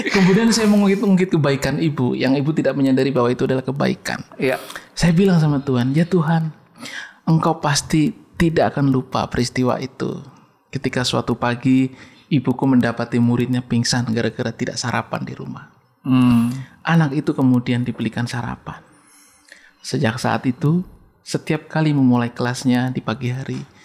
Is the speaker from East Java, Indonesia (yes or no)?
no; Pemalang, Central Java, Indonesia; accent: ngapak; moved away; saya menyebutkan tempat di Desa Serang